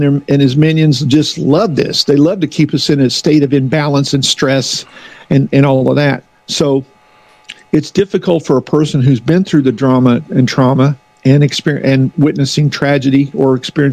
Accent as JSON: {"language": "English", "region": "the Ozarks", "country": "United States", "moved": "yes", "lives_now": "Philadelphia, United States", "said": "I'm from the Ozarks."}